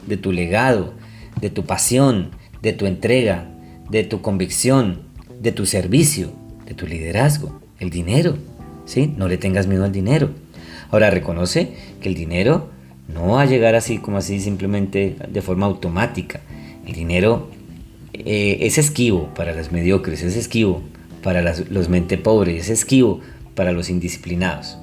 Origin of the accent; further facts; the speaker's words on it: Colombia; yo soy de Colombia